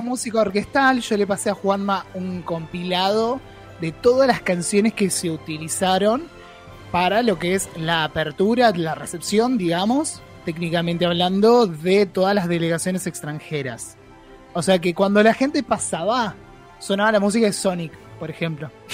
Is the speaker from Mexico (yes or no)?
no; Argentina; nosotros mismos como argentinos